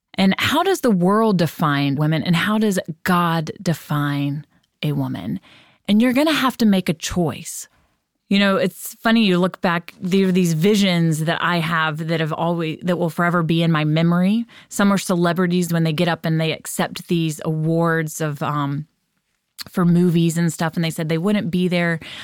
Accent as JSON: {"language": "English", "country": "United States", "said": "we, as American parents, as American women"}